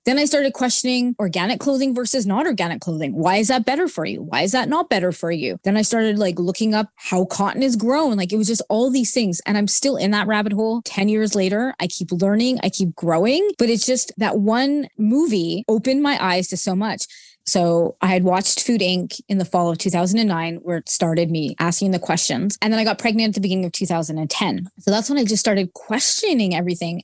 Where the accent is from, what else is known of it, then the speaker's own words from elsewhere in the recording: Montreal, Quebec, Canada; moved away as an adult; also born or lived in Wichita, Kansas / Augusta, Georgia / Williamsport, Pennsylvania / Dallas-Fort Worth, Texas; And then I'm actually from Montreal, Canada, but we lived in the United States for about four years.